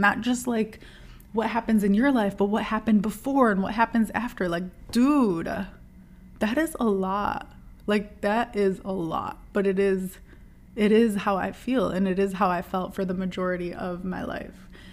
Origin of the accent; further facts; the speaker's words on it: Dearborn, Michigan, United States; I grew up in Dearborn, Michigan